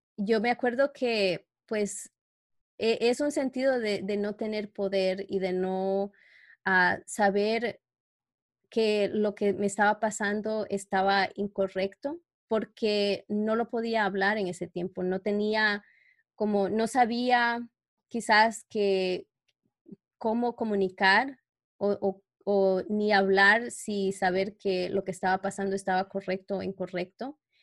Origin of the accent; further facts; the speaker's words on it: New York, United States; moved away as an adult; now in Canada; trabajaba en Nueva York, como donde yo crecí, ahora que vivo en Canadá